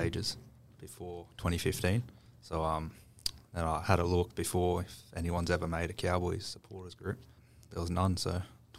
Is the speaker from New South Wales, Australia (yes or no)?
yes; Sydney, New South Wales, Australia; I was born in Sydney.